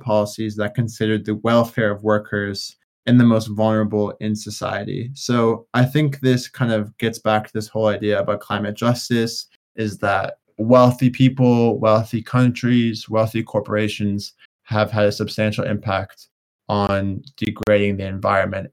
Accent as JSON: {"language": "English", "country": "United States", "said": "I'm obviously from the United States"}